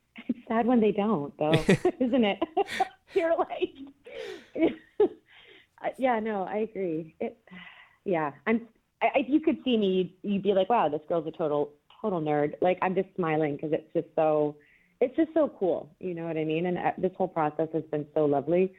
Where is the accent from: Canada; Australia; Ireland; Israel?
Canada; moved away; I'm Canadian originally